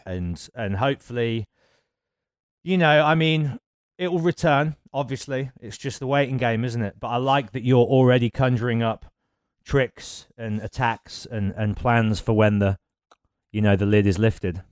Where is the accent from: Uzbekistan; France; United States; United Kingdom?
United Kingdom; Birmingham, West Midlands; Birmingham, and it was obviously my hometown